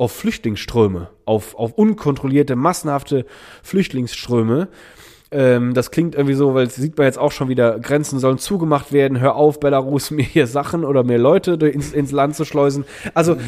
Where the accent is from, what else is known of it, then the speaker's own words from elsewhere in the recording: Germany; moved away; Rheinland-Pfalz und Nordrhein-Westfalen, weil es auch aus meiner Heimat, äh, in meiner Heimat passiert ist. Ich war aber selber gar nicht